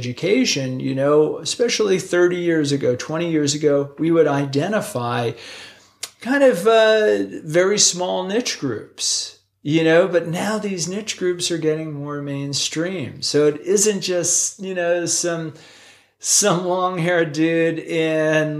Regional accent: East Coast, United States; now in Utah, United States; when I was a kid growing up on the East Coast, I could have thrown a softball into the ocean from my house.

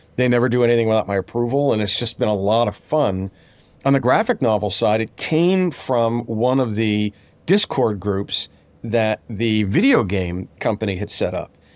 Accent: Pittsburgh, Pennsylvania, United States; I'm from Pittsburgh

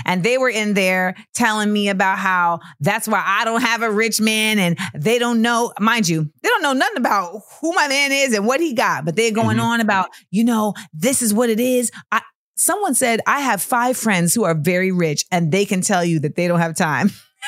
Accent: Florida, United States; I grew up in Florida.

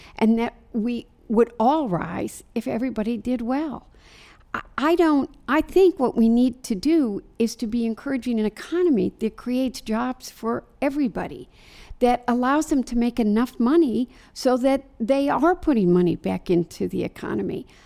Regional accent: Dearborn, Michigan, United States; I live in Dearborn, Michigan. It's my hometown

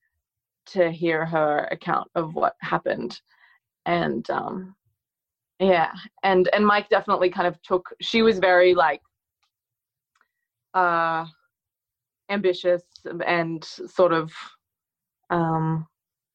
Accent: Australia; we're both from Australia

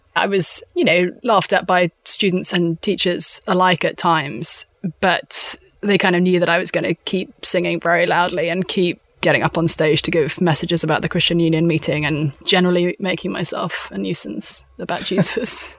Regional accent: London, United Kingdom; also born or lived in Windsor; I am from a strange little country called the United Kingdom. I'm from London.

